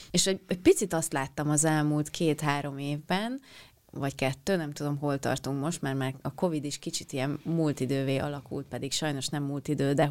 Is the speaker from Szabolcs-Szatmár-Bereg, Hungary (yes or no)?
yes; Penyige, Szabolcs-Szatmár-Bereg, Hungary; az én falum, a szülőfalum Penyige